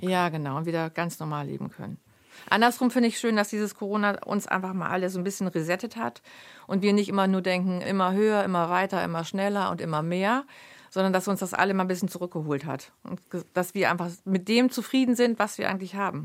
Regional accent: near Lemförde, Lower Saxony, Germany; in Lemförde war das, also vier Kilometer von meinem, von meinem Heimatort entfernt

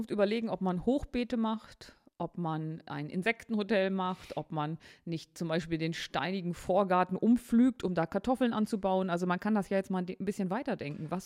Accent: Harz, Germany; ich komme aus dem Harz. Und da hatte man einen großen Garten.

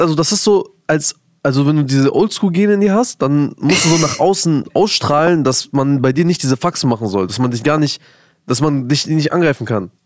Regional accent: Germany; ich bin in Deutschland groß geworden

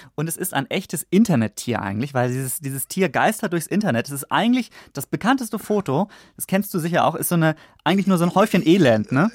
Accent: Northern Germany, Germany; also born or lived in Stuttgart; als Norddeutscher

